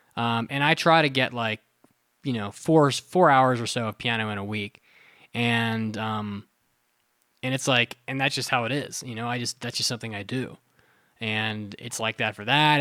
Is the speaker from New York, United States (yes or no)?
no; West Virginia, United States; also born or lived in Florida; now in Colorado, United States; I grew up with Kroger in West Virginia